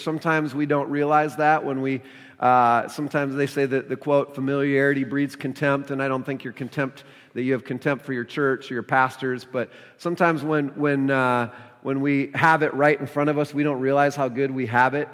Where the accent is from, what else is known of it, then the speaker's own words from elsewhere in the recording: Minnesota, United States; moved away; I'm from Minnesota originally